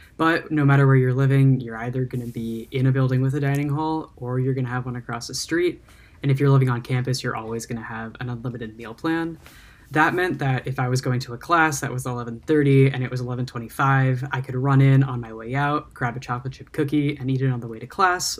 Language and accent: English; Westfield, New Jersey, United States; moved away as an adult; now in Ann Arbor, United States; I'm originally from Westfield, New Jersey